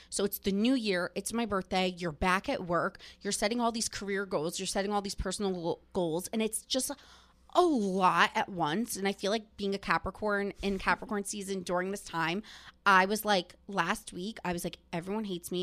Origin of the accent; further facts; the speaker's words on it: New Jersey, United States; growing up in New Jersey and being Italian